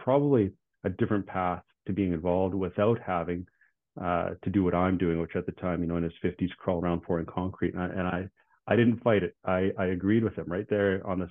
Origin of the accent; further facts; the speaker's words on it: Regina, Saskatchewan, Canada; I was born and raised in Regina. I've lived in Regina my whole life.